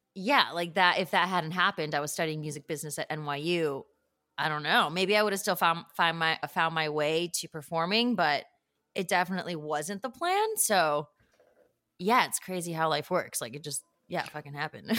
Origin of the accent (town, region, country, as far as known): Northbrook, Illinois, United States; born or raised there; moved away